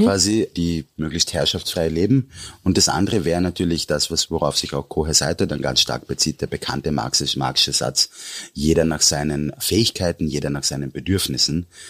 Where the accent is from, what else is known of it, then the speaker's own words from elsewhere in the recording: Austria; mir als Österreicher